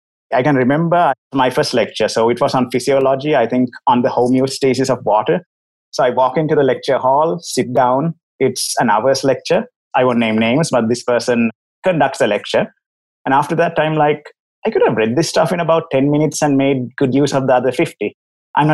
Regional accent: Sri Lanka; As for myself, first of all, I'm from Sri Lanka, as my accent probably tells you.

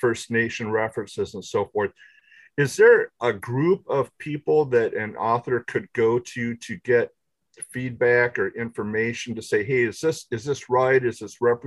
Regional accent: Midland, Michigan, United States; I'm from Midland

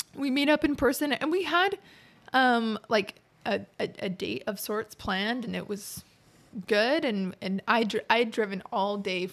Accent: Utah, United States; moved away as an adult; also born or lived in St. George, Utah / Provo, Utah; now in Fishers, United States; I'm originally from Utah

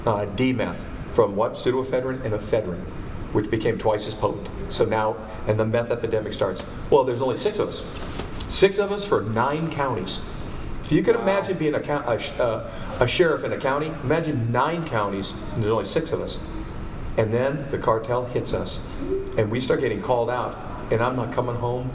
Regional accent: Merced, California, United States; moved away as an adult; also born or lived in Los Angeles / Redondo Beach / Fresno; I grew up in Merced, which is north of Fresno

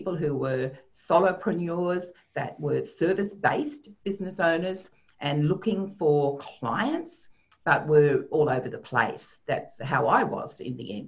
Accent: Sydney, New South Wales, Australia; born and bred in Sydney, and I have moved around a little bit, but that is where I live

